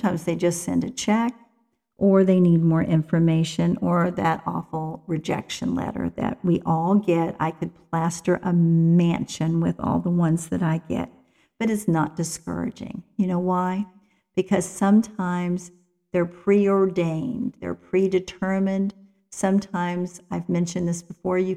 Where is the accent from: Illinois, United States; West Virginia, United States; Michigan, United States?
West Virginia, United States; I'm from West Virginia, so sometimes I have to watch my vocabulary and my grammar